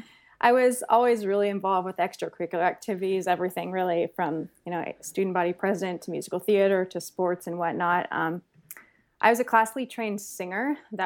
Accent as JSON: {"language": "English", "region": "California", "country": "United States", "tie": "born or raised there", "said": "But, no, I grew up in the San Francisco Bay Area. So, mm-hmm. I'm California born and bred. I'm middle-class family, oldest of three."}